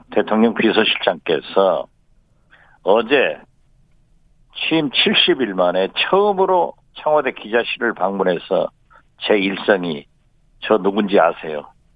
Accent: Jindo, South Jeolla, South Korea; 제 고향 진도에 가서

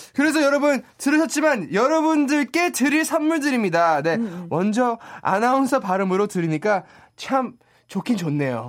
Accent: United States; Korean is a second language; moved away as an adult; now in South Korea; 미국에서 태어나고 자라가지고요

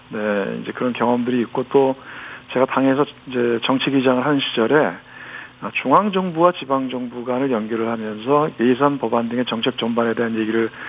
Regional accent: Gyeonggi Province, South Korea; 저도 경기도 출신 의원이다 보니까.

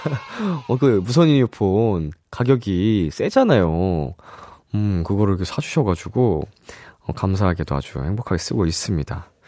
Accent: Yeongdeok, North Gyeongsang, South Korea; moved away; 저는 본가가 영덕에 있어요. 영덕. 네, 경상북도

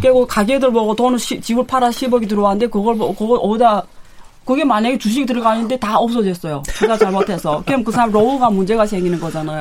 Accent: China; now in South Korea; 제가 중국에서 왔기 때문에

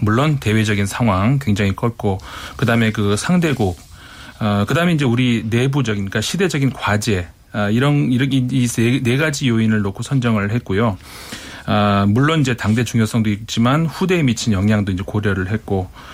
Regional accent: Seoul, South Korea; 제가 서울에서 왔다 하니까

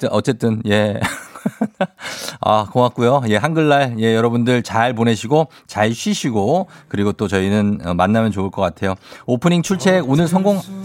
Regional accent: Seoul, South Korea; 내가 나 서울 출신이지만

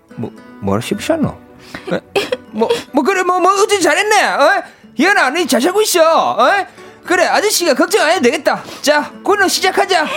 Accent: Ulsan, South Korea; 이 경상도 사람이니까

